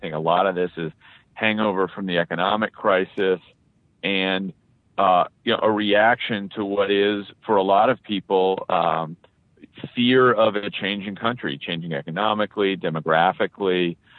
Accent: New London, Connecticut, United States; moved away as an adult; also born or lived in Boulder, Colorado; Yeah, so I grew up the son of two teachers in New London, Connecticut.

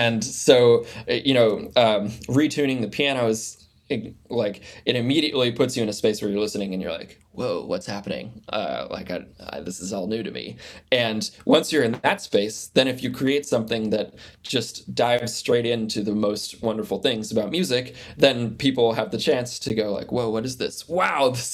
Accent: United States; growing up in the United States and born in 1991

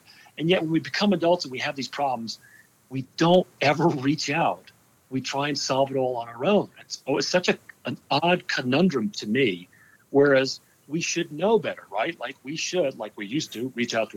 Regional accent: New Jersey, United States; born and raised in New Jersey

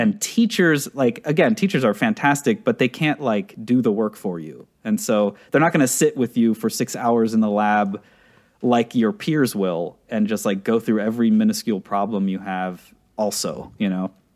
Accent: Pittsburgh, Pennsylvania, United States; also born or lived in Czech Republic; I come from the Czech Republic. I was, like, five or so when, um, my parents immigrated with me. This would have been like in eighty-nine or something like that, ninety. Uh, grew up in Pittsburgh, Pennsylvania

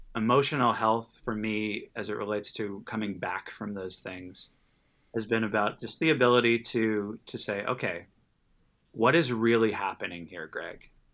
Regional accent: Los Angeles, California, United States; born and raised in Los Angeles and, uh, lived in Southern California my whole life.

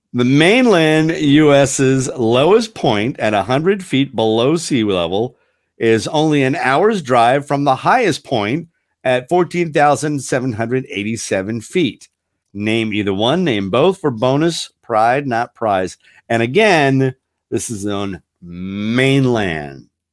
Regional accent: Frederick, Maryland, United States; my hometown in Frederick, Maryland

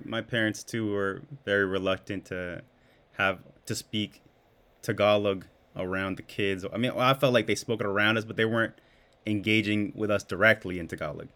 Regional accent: Hawaii, United States; I was born in Hawaii

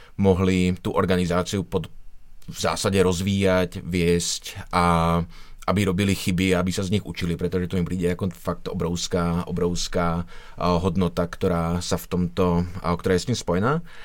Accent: Žilina, Žilina Region, Slovakia; v Žilině, odkud pocházím

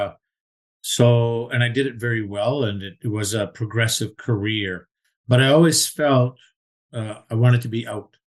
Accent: Vancouver, British Columbia, Canada; also born or lived in Toronto; I'm a born and bred Vancouverite

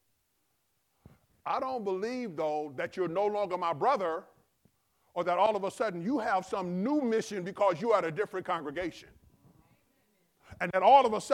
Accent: Compton, California, United States; I grew up in Compton

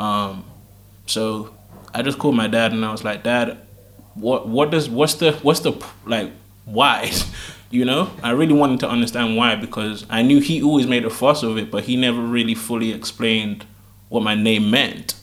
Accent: United Kingdom; I was born here

